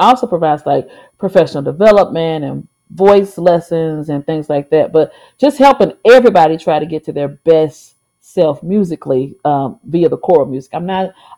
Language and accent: English; St. Louis, Missouri, United States; I am from St. Louis, Missouri.